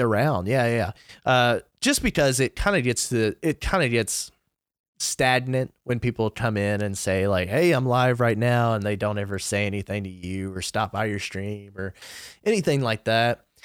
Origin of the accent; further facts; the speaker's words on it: Kentucky, United States; I'm twenty-four, I'm from Kentucky